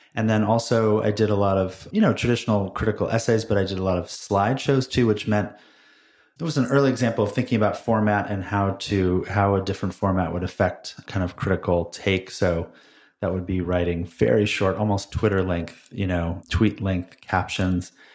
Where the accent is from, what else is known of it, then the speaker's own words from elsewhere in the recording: Berkeley, California, United States; I grew up in Berkeley